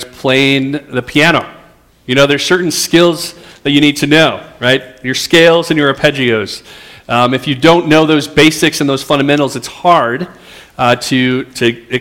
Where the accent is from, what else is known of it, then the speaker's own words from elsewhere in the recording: Roseville, Minnesota, United States; I grew up in Roseville, and so it feels a little bit like being home to be here